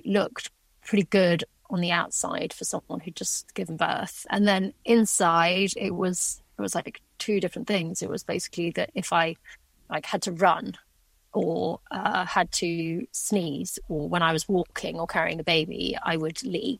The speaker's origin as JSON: {"language": "English", "town": "Shrewsbury", "region": "West Midlands", "country": "United Kingdom", "tie": "born or raised there", "also_born_or_lived": "East Africa", "said": "I was born actually in Shrewsbury at that hospital"}